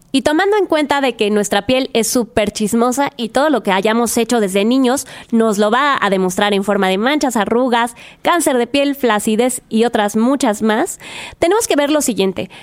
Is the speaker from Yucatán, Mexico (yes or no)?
yes; Mérida, Yucatán, Mexico; soy de Mérida, Yucatán